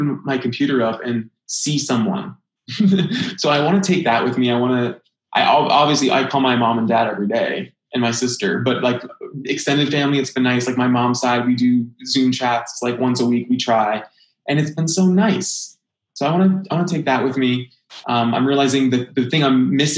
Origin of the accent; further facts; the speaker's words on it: Manchester, New Hampshire, United States; moved away; I grew up in Manchester, New Hampshire, like I said, and I was lucky to have a great regional theater at home